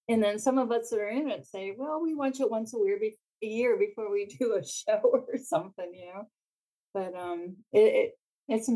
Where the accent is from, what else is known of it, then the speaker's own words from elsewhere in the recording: Pittsburgh, Pennsylvania, United States; moved away as an adult; now in Grand Rapids, United States; I was born and raised in Pittsburgh.